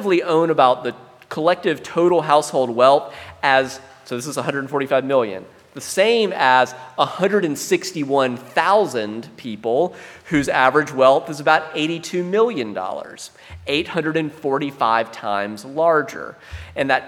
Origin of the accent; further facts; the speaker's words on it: South Carolina, United States; I grew up in South Carolina